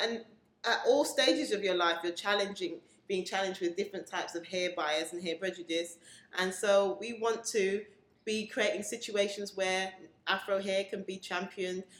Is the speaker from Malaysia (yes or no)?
no; England, United Kingdom; born in England, classified as Black British, of Caribbean descent